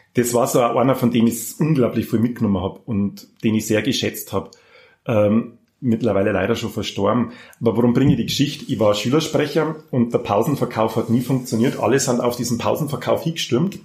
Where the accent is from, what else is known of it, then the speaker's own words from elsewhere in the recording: Passau, Bavaria, Germany; also born or lived in Auerbach; ich bin katholisch behütet, brav in Passau aufgewachsen.